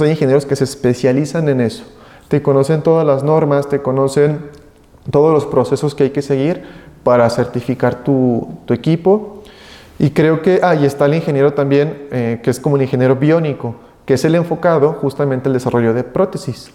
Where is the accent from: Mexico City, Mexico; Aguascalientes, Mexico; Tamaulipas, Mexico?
Aguascalientes, Mexico; soy de aquí de la ciudad de Aguascalientes, aquí nacido, mis padres de igual manera.